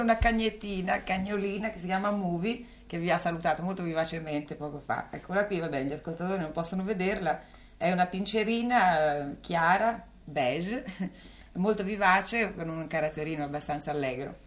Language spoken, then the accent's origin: Italian; Calabria, Italy; also born or lived in Rome; now in Milan, Italy; Calabria dove sono nata c'è mia zia che possiede due case, una a Reggio Calabria e una a Bagnara